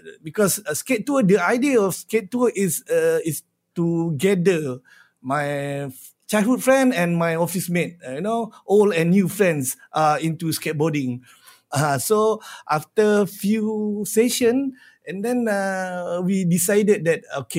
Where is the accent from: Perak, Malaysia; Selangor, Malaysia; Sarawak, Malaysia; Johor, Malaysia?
Selangor, Malaysia; Shah Alam; I'm from Shah Alam